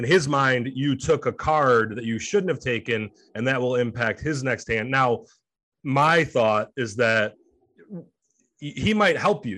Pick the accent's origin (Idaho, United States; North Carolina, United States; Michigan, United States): Michigan, United States; Detroit; also born or lived in Chicago; Came back to Detroit, my hometown